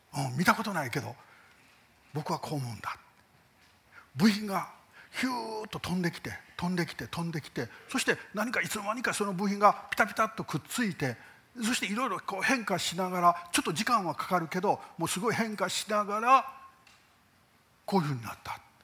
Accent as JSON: {"language": "Japanese", "country": "Japan"}